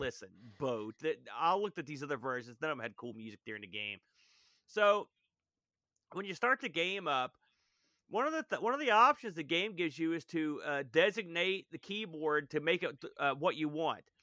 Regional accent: United States; I guess I'm an American

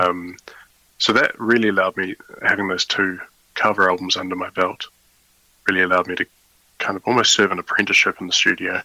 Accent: New Zealand; now in The Hague, Netherlands; I was born in New Zealand

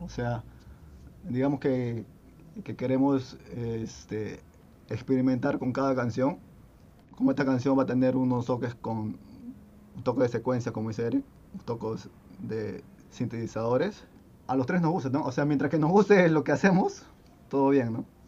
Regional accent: Lurín, Lima, Peru; somos de Lima, pero somos del sur de Lima, ¿no? Estamos más alejados de la misma capital, ¿no? Somos de, de Lurín

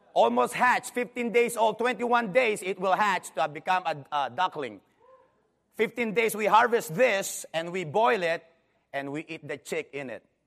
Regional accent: Philippines; now in California, United States; I'm from the Philippines, pastoring in California

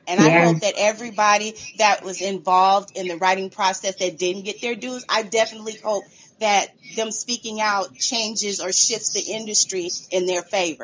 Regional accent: Chicagoland area, Illinois, United States; I'm from the Chicagoland area. I don't live in Chicago, but I'm about 30 minutes away.

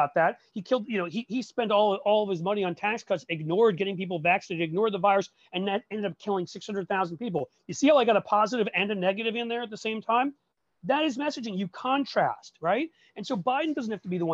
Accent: New York City, New York, United States; growing up in Manhattan

